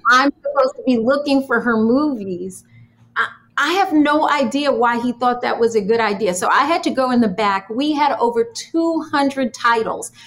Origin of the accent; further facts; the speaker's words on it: New York, United States; growing up in New York, my parents owned a health food store.